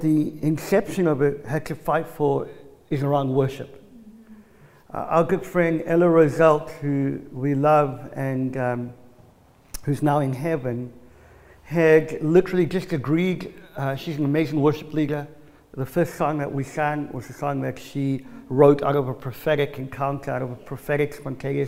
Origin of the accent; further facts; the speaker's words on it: South Africa; I'm South African